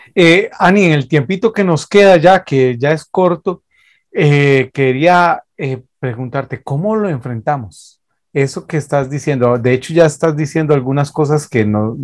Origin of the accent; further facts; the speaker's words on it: Costa Rica; nosotros somos de Costa Rica, 506